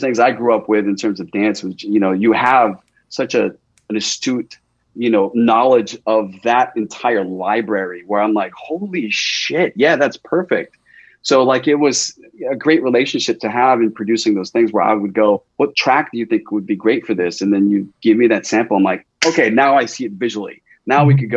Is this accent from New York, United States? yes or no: no; Los Angeles, California, United States; I grew up in Eagle Rock